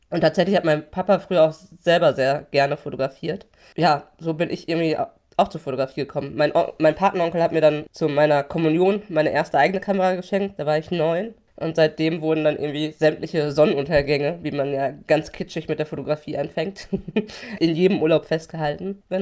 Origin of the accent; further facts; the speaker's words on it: Hamm, North Rhine-Westphalia, Germany; Also, äh, genau, ich bin in Hamm in Westfalen aufgewachsen.